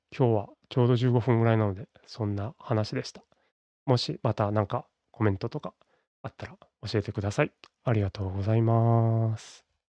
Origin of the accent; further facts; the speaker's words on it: Kobe, Hyogo, Japan; 僕は、まあ、神戸生まれの神戸育ちという、まあ、典型的な関西人